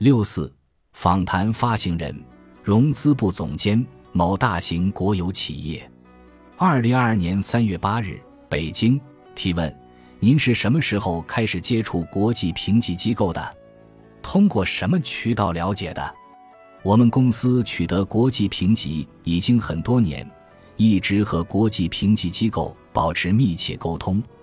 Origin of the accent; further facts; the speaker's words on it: China; 我们中国人有自己的游戏规则。我们毕竟在中国